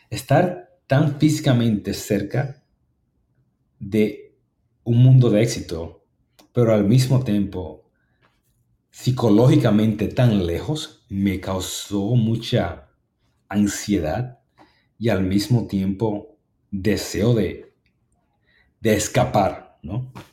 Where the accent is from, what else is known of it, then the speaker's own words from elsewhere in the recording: New York, United States; como yo crecí en, el mundo que yo crecí, en Harlem, en el Southern Bronx, ah, con bajos recursos